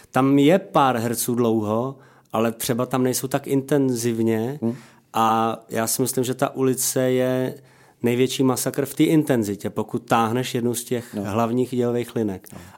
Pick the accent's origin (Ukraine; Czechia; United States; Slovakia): Slovakia; Czech is a second language; Ne, já jsem Slovák.